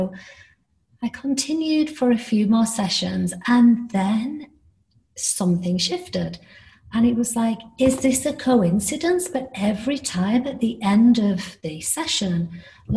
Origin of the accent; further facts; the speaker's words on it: United Kingdom; accent: British; moved away; also born or lived in Miami, United States; I am British, as you can tell by my accent.